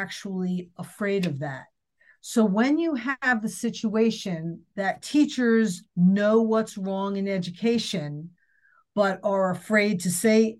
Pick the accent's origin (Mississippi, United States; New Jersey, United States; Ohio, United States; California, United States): New Jersey, United States; I'm also from New Jersey